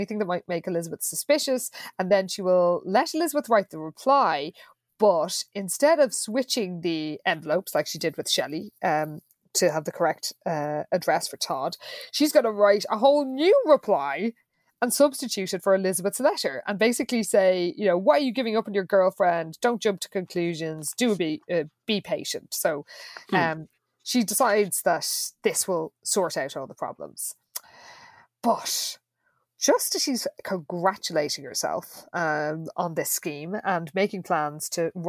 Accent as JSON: {"language": "English", "country": "Ireland", "said": "as all Irish people know"}